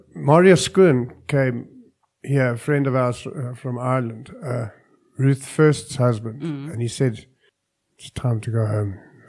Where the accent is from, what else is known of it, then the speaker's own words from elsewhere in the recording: Johannesburg, Gauteng, South Africa; also born or lived in Cape Town; Yeah, my hometown.